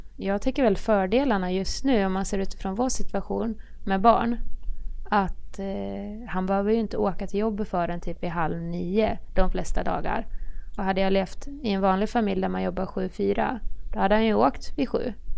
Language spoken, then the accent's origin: Swedish; Horndal, Dalarna County, Sweden; moved away as an adult; also born or lived in Västerås / Linköping; now in Örebro, Sweden; Jag är från Dalarna. Ja. Horndal, det är en liten ort utanför Avesta